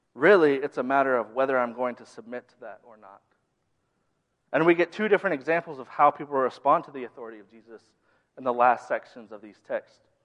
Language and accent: English; Minnesota, United States; now in the South, United States; I grew up in the Midwest, more specifically in Minnesota.